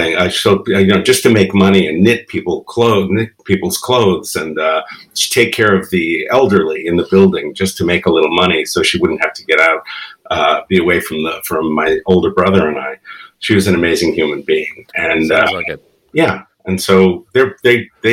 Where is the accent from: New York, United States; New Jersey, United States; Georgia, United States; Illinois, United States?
New York, United States; New York City; first language Spanish; English is a second language; also born or lived in Bronx; from the Bronx, okay. And when I was about 6, my family moved to Queens